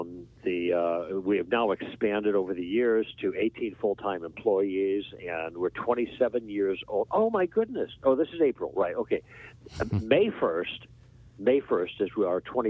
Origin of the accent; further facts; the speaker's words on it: Chicago, Illinois, United States; moved away as an adult; now in Los Angeles, United States; I'm born and bred in Chicago, but I'm in the Midwest